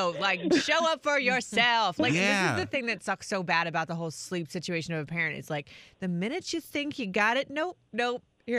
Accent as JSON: {"language": "English", "region": "Florida", "country": "United States", "moved": "yes", "lives_now": "Frederick County, United States", "said": "I am from Florida. Hurricanes, I can do."}